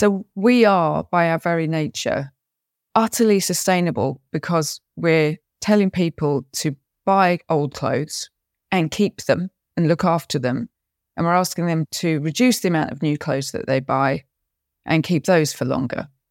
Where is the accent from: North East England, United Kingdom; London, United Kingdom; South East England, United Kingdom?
London, United Kingdom; I was actually born in London, even though my family was Scottish.